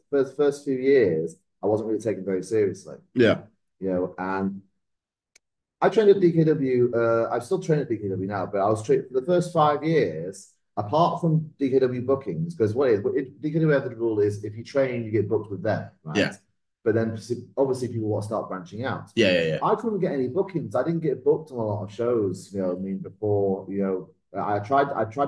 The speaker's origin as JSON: {"language": "English", "town": "Salford", "region": "North West England", "country": "United Kingdom", "tie": "born or raised there", "also_born_or_lived": "Essex", "moved": "yes", "said": "I grew up in Salford, just outside Manchester"}